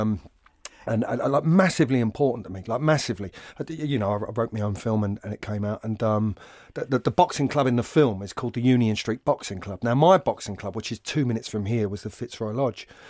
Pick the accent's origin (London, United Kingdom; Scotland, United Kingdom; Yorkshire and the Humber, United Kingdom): London, United Kingdom; I invariably attach what I do to being a Londoner